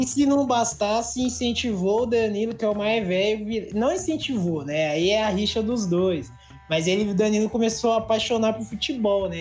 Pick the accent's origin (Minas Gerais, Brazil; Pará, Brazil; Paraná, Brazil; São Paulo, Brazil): São Paulo, Brazil; eu que sou daqui